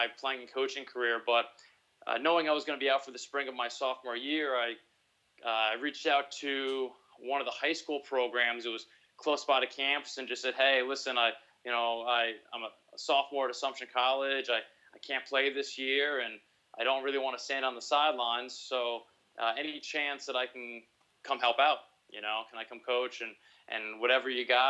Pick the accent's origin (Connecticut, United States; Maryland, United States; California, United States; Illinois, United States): Connecticut, United States; Milford; moved away as an adult; also born or lived in New Hampshire / Massachusetts; now in Texas, United States; I grew up right between New Haven and Fairfield County in a town, Milford